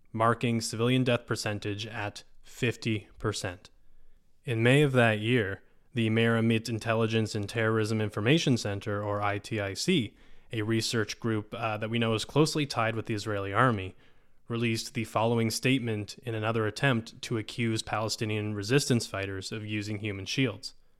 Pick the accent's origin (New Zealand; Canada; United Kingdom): Canada; As a Canadian